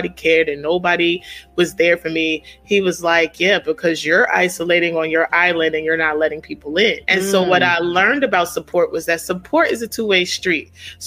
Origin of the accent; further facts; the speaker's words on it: New York City, New York, United States; now in Maryland, United States; I am a native of Queens, New York, but I currently reside in the DMV area in Maryland